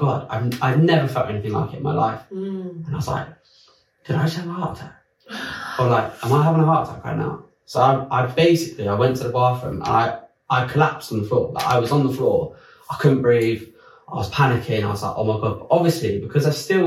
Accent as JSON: {"language": "English", "country": "France", "tie": "born or raised there", "also_born_or_lived": "London", "moved": "as an adult", "said": "I grew up in France"}